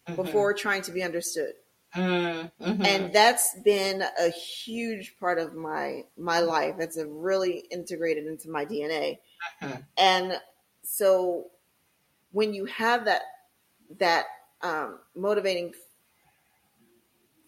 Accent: Philadelphia, Pennsylvania, United States; born and raised in Philadelphia

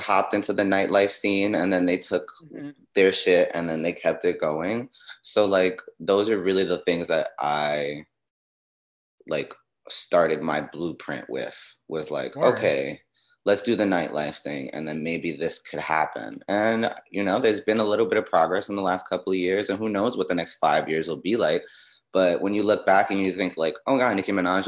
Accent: New York City, New York, United States; I'm from Queensbridge, Queens, New York. From the hood. I'm from the projects of New York City.

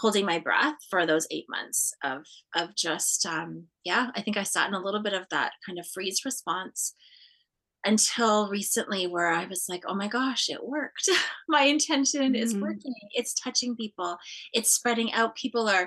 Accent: Cape Croker First Nation, Ontario, Canada; I'm from Cape Croker First Nation

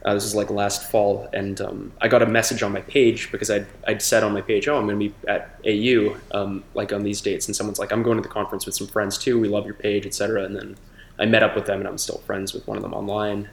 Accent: Toronto, Ontario, Canada; moved away as an adult; now in Montreal, Canada; I grew up in Toronto

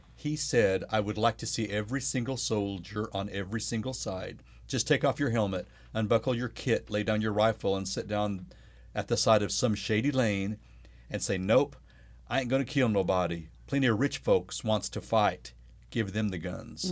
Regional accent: New Mexico, United States; also born or lived in Arkansas; now in Oklahoma, United States; I was born in Arkansas. I lived in Oklahoma for a few months, was raised mostly in New Mexico

